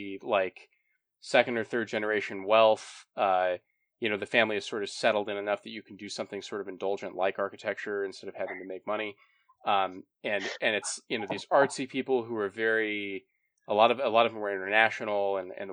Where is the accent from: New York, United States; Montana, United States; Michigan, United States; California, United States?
Montana, United States; moved away as an adult; I grew up in Montana and spent a lot of time there